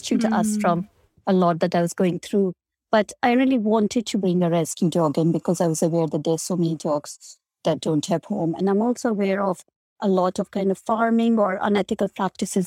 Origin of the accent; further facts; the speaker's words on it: India; moved away; I grew up in India